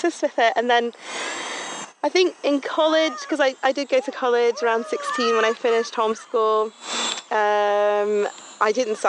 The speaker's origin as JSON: {"language": "English", "country": "Bermuda", "tie": "born or raised there", "moved": "as an adult", "lives_now": "United Kingdom", "said": "I grew up in Bermuda, that's where I'm from"}